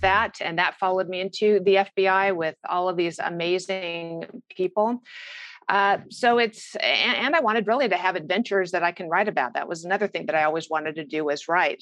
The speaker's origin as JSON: {"language": "English", "area": "Orange County", "region": "California", "country": "United States", "tie": "born or raised there", "said": "I grew up in Orange County, California"}